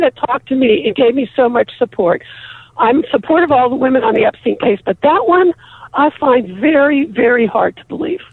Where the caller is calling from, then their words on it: Pittsburgh, Pennsylvania, United States; I'm calling from Pittsburgh.